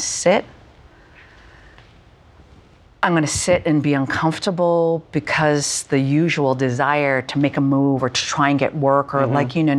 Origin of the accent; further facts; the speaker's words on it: Canada; moved away as an adult; having been born and raised in Canada